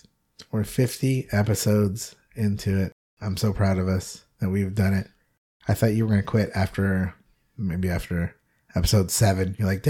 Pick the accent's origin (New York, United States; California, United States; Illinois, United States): California, United States; Pasadena; Just so you know, I'm from Pasadena.